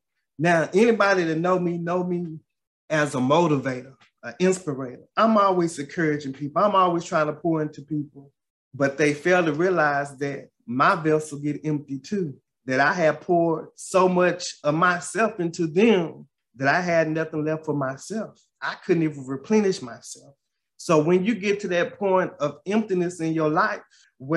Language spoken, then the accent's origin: English; Paris, Texas, United States; my hometown of Paris, Texas